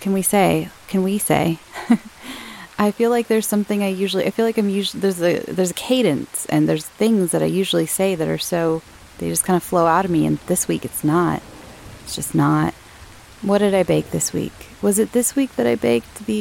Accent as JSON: {"language": "English", "region": "Southern California", "country": "United States", "said": "I'm from Southern California"}